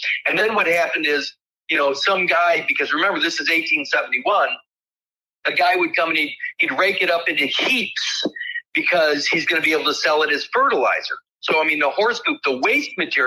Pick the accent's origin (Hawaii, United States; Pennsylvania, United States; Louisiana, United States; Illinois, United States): Illinois, United States; Winnebago County